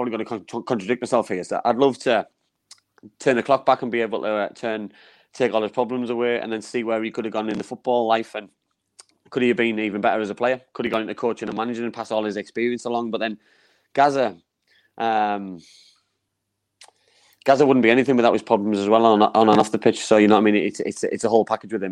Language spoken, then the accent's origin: English; Middlesbrough, North East England, United Kingdom; my history of where I live, Stewart's Park